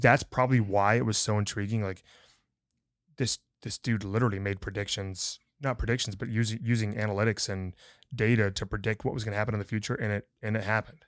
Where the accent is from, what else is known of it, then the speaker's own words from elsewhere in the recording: Montana, United States; moved away; also born or lived in San Angelo, Texas; growing up in Montana